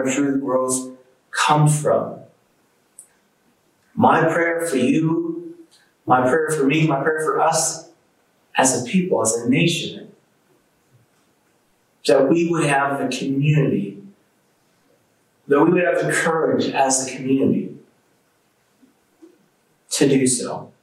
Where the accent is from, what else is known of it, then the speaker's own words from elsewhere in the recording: United States; as an American